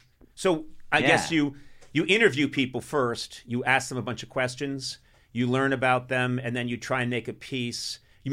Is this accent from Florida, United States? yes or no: no; Boston, Massachusetts, United States; moved away as an adult; I grew up you know, Boston and Massachusetts.